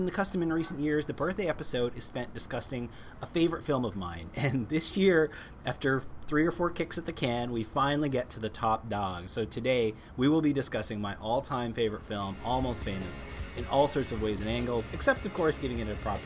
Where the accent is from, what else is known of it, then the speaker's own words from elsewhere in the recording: Toronto, Ontario, Canada; my hometown of Toronto